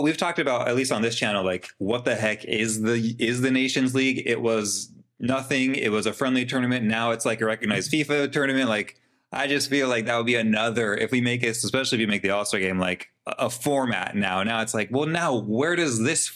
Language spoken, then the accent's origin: English; United States; as an American, Argentine, Spanish, whatever, like I'm American, I have roots